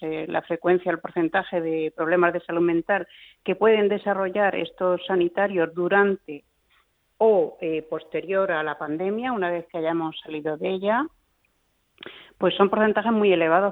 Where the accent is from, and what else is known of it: Spain